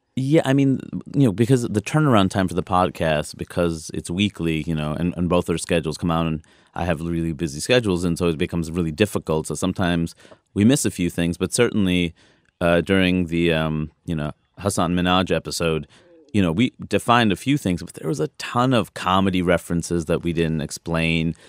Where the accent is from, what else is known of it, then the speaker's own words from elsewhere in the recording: East Coast, United States; I'm from the East Coast.